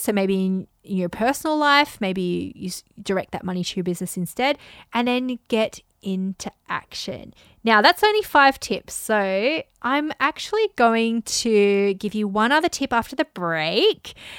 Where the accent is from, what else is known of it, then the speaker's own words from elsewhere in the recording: Australia; I grew up in Australia